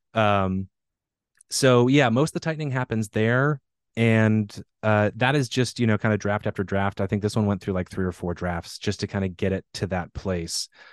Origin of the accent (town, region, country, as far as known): Pacific Northwest, United States; born or raised there